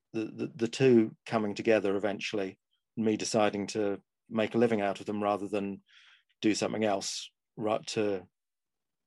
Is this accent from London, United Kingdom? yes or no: yes; London, United Kingdom; also born or lived in Zagreb, Croatia; I was born in London, grew up around London